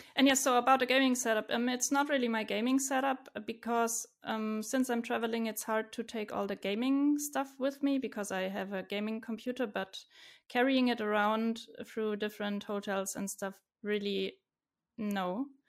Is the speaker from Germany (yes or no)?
yes; Stuttgart, Baden-Württemberg, Germany; I'm from Germany, from Stuttgart. It's in the southwest.